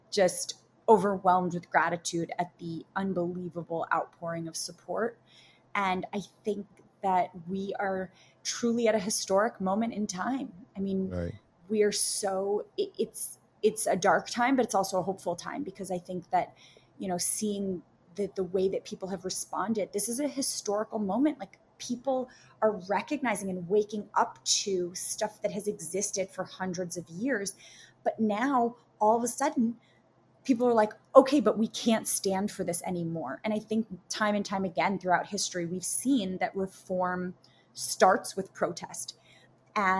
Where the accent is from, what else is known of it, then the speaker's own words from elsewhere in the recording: New York City, New York, United States; Born and raised in Manhattan